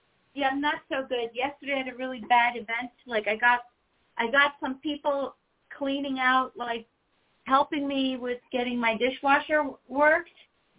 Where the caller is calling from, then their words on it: New York, United States; From New York.